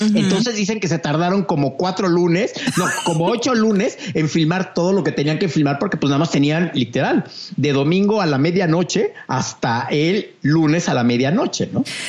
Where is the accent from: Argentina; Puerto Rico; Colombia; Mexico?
Mexico; como mexicano